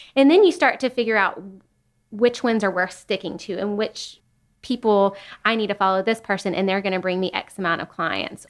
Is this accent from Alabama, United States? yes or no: no; Chattanooga, Tennessee, United States; I grew up in Chattanooga